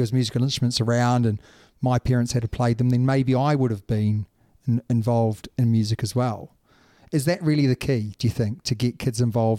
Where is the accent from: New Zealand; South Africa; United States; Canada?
New Zealand; now in England, United Kingdom; Just because I'm from New Zealand, don't hold it against me.